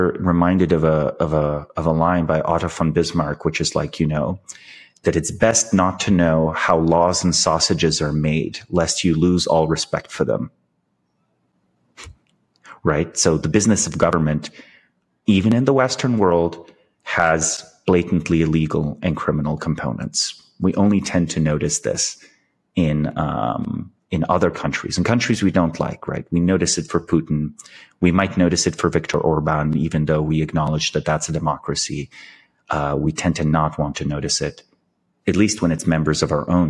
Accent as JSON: {"language": "English", "country": "Slovenia", "said": "I'm from Slovenia. We have this like very dark sense of humor"}